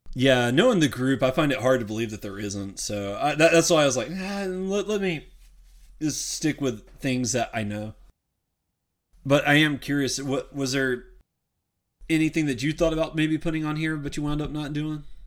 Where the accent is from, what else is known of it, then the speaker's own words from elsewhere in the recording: the South, United States; I'm from the South